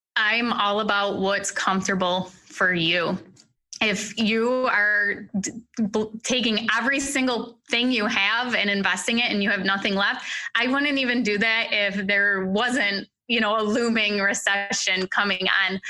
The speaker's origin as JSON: {"language": "English", "region": "New York", "country": "United States", "said": "so I'm from New York State"}